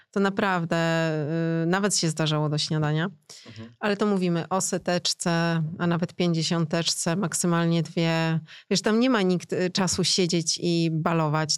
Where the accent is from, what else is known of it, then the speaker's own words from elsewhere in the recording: Poland; mówię po rosyjsku, ale jestem z Polski